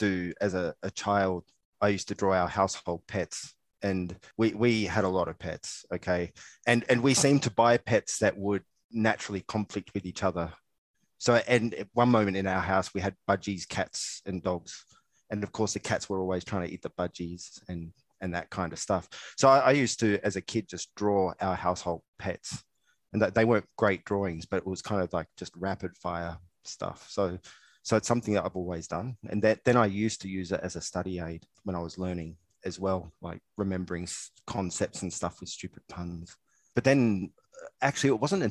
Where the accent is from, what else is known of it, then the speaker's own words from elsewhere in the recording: Australia; moved away as an adult; also born or lived in Southampton, United Kingdom / Hong Kong / New Zealand; now in Singapore; I'm an Australian living in Singapore for the last 13 years.